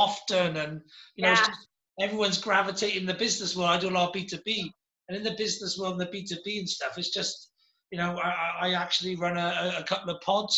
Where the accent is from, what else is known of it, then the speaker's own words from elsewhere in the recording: Wales, United Kingdom; I'm Welsh, I am